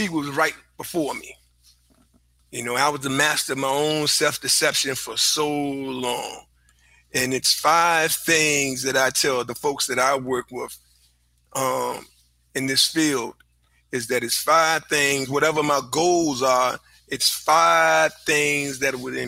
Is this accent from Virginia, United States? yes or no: yes; Richmond, Virginia, United States; I'm from Richmond, Virginia. Been here all of my life